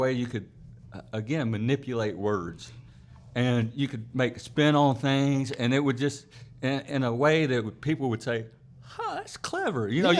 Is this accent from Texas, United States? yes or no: no; Travelers Rest, South Carolina, United States; So I was born and raised in TR.